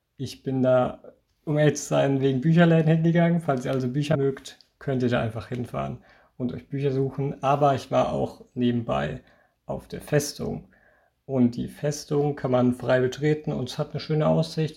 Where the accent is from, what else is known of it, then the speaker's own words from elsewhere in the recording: Germany; moved away; ins Tauertal, also meine Heimat, zurückfahren kann, wenn ich einfach mal Lust habe, die Eltern zu besuchen